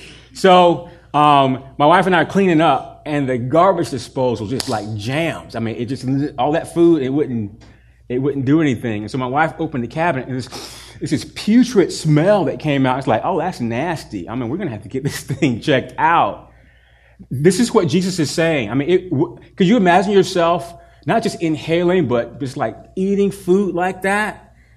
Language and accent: English; the South, United States; I grew up in the South